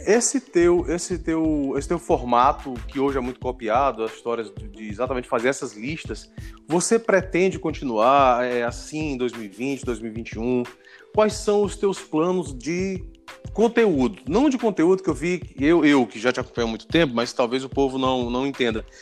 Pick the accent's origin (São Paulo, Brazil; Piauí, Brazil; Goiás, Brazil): Piauí, Brazil; Parnaíba; eu sou de Parnaíba, no Piauí